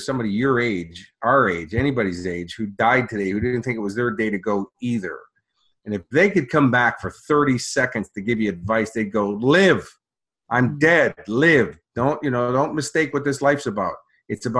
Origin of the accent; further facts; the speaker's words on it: Chicago, Illinois, United States; now in Australia; my hometown of Chicago